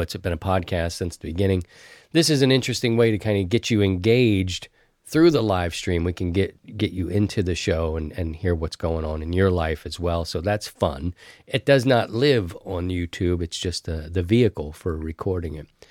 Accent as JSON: {"language": "English", "region": "East Coast", "country": "United States", "tie": "born or raised there", "said": "growing up on the East Coast"}